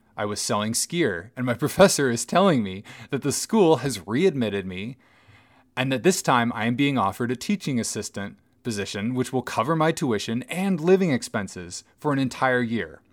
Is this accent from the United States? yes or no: yes; Bellingham, Washington, United States; my hometown